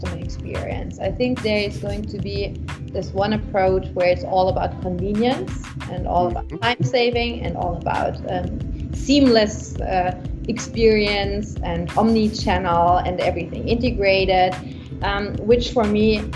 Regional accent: Munich, Bavaria, Germany; I'm a local girl, like I am from Munich

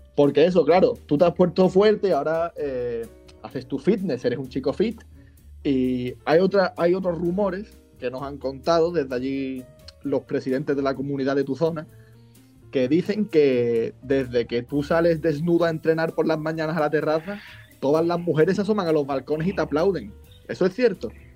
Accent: Málaga, Andalusia, Spain; soy de Andalucía, soy de Málaga

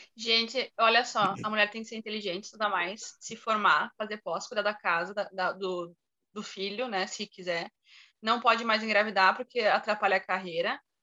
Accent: interior of Rio Grande do Sul, Brazil; eu sou do interior do Rio Grande do Sul

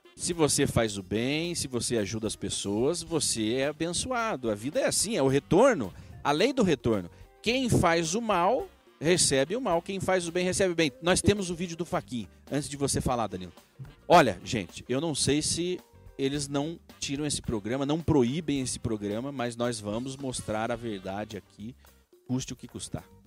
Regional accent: Brazil; Somos nós, nós brasileiros.

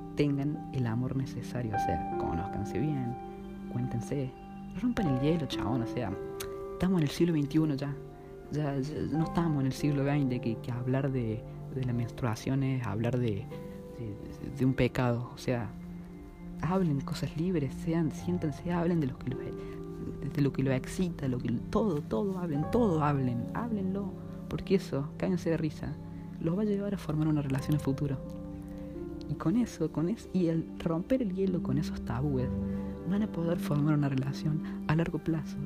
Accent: Córdoba, Argentina; soy de Córdoba, capital argentina, tengo 16 años

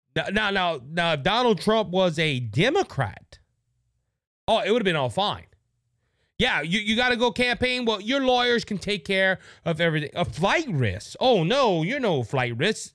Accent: Cajun country, Louisiana, United States; I'm from Cajun country

